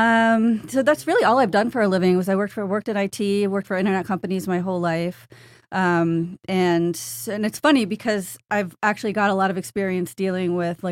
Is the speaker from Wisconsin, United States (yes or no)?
no; South Florida, United States; moved away as an adult; I'm from South Florida. I lived here 30-something years and moved up north for a job